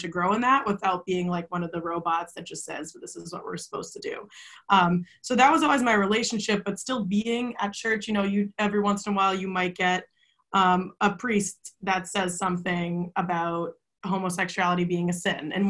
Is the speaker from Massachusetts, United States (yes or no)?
yes; Saugus, Massachusetts, United States; I grew up in Saugus, Mass.